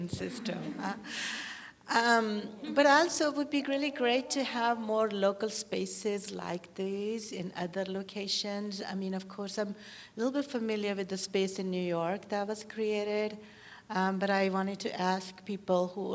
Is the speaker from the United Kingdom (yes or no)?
no; Pakistan; now in Rancho Cucamonga, United States; I grew up in Pakistan